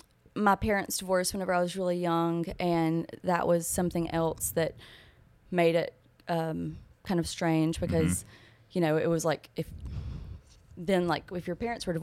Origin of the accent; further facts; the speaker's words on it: Gardendale, Alabama, United States; also born or lived in Locust Fork, Alabama; So that's where I'm originally from. I mostly grew up in Gardendale.